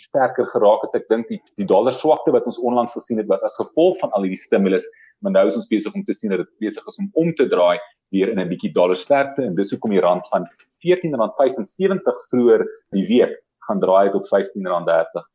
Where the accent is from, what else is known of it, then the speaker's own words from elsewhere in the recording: South Africa; ons as Suid-Afrikaners